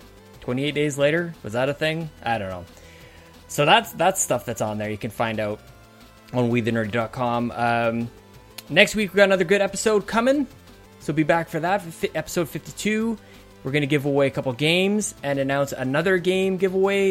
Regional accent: Canada; I'm Canadian.

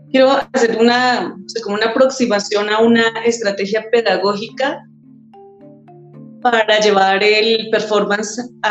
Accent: Zipaquirá, Cundinamarca, Colombia; soy de Zipaquirá, Cundinamarca.

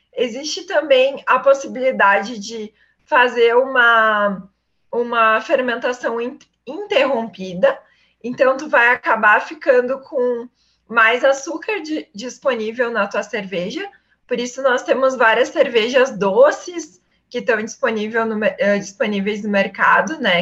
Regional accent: Iraí, Rio Grande do Sul, Brazil; moved away as an adult; also born or lived in Ametista do Sul; Eu sou do interior do estado, então, eu nasci em Iraí, minha família é de Ametista do Sul

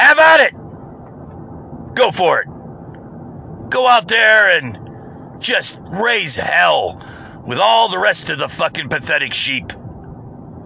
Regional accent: United States; I'm an American

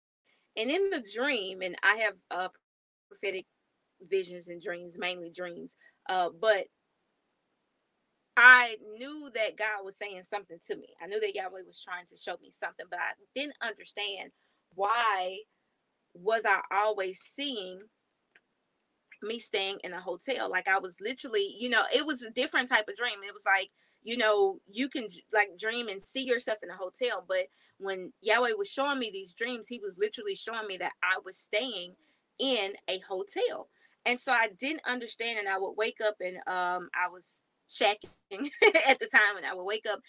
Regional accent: Mississippi, United States; moved away as an adult; now in Texas, United States; I'm now in Texas. I'm from Mississippi

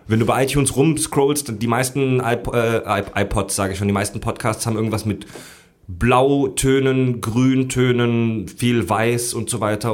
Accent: Southern Germany, Germany; moved away; zu Hause in meiner Heimat in Süddeutschland

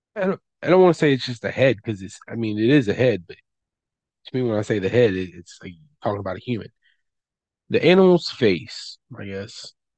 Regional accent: West Virginia, United States; it's my hometown, not really hometown, but home state college. Yeah, we have West Virginia University

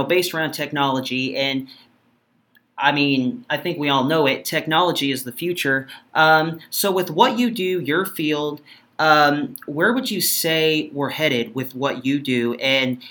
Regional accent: Midwest, United States; where I'm from in the Midwest here

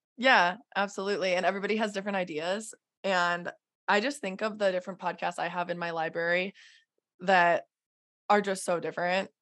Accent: South Dakota, United States; also born or lived in Minnesota; I'm from South Dakota.

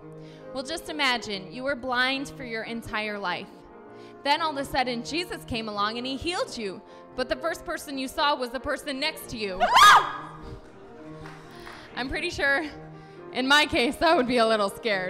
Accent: Southern Michigan, United States; I'm from Southern Michigan

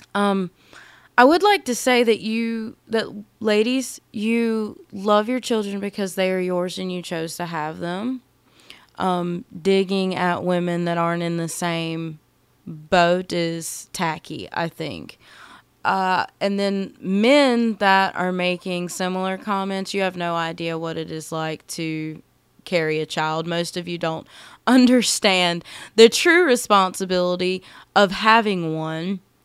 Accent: United States; I absolutely love being American

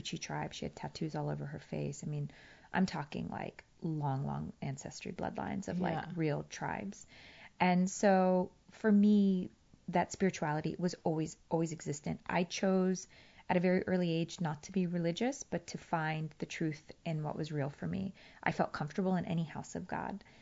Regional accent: Virginia, United States; English is a second language; moved away as an adult; also born or lived in Afghanistan; now in Los Angeles, United States; I grew up in a small town in Virginia

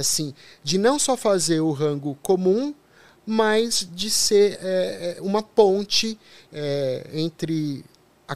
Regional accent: São Paulo, Brazil; eu sou da periferia de São Paulo.

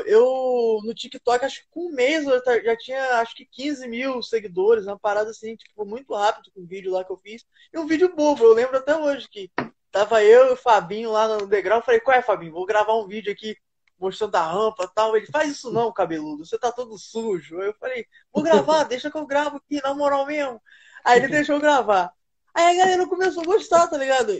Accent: Campos dos Goytacazes, Rio de Janeiro, Brazil; Eu sou do interior do Rio de Janeiro, Campos do Goitacazes

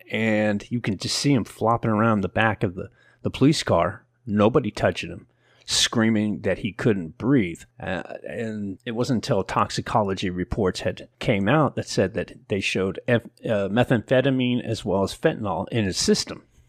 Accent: Oakland, California, United States; moved away; I grew up around East Oakland.

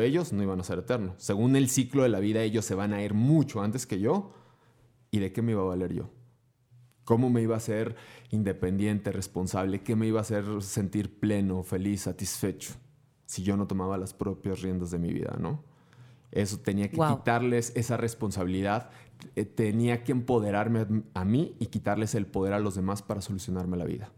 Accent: Durango, Mexico; also born or lived in Guanajuato; nací en Guanajuato, pero tengo la fortuna de haberme criado 31 años y piquito en Durango, así es que soy más norteño que nada

